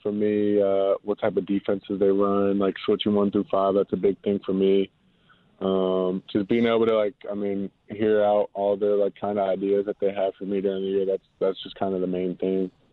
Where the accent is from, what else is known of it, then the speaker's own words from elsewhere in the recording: Cincinnati, Ohio, United States; moved away; I grew up, I'm from Cincinnati